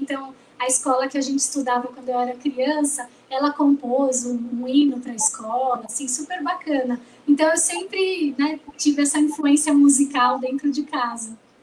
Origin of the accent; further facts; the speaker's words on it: São Bernardo do Campo, São Paulo, Brazil; now in São Paulo, Brazil; Eu moro em São Paulo, mas eu sou nascida em São Bernardo